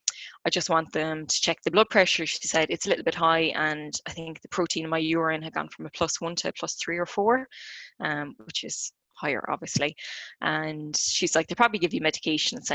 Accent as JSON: {"language": "English", "town": "Clonmel", "region": "Tipperary", "country": "Ireland", "said": "I'm from Clonmel in County Tip"}